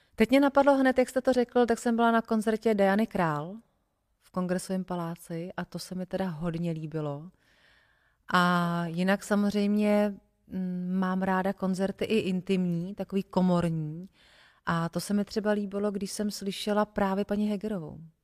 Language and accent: Czech; Votice, Central Bohemian Region, Czechia; now in Prague, Czechia; já jsem z Votic, což mm-hmm. je malý městečko, uh, malý městečko u Benešova. A tam řeku nemáme